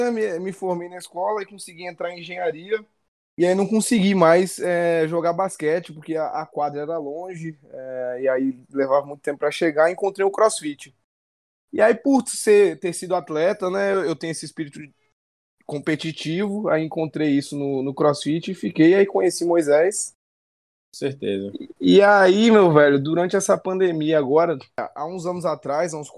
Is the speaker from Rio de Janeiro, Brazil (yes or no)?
yes; Volta Redonda, Rio de Janeiro, Brazil; born there; accent: mixed; Esse sotaque meu aqui é meio misturado aí. Eu, eu nasci, na verdade, em Volta Redonda, no Rio de Janeiro, mas eu já me mudei 26 vezes desde então.